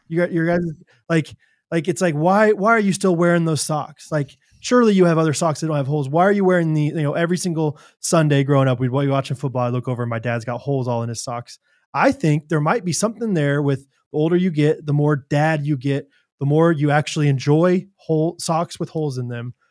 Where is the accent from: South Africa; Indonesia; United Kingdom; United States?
United States; Kansas City; I'm from Kansas City